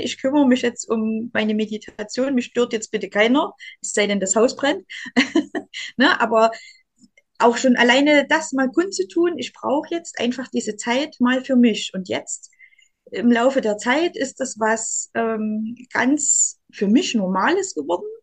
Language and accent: German; Saxony, Germany; ich als Sachse, ich trinke ja gern Kaffee